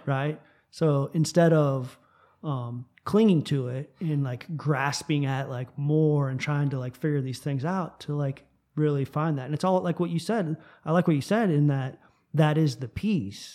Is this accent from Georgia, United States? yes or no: no; South Florida, United States; moved away as an adult; I grew up in South Florida